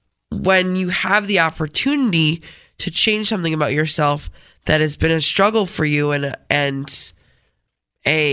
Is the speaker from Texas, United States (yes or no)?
no; Rochester, New York, United States; accent: Rochesterian; I'm from Rochester.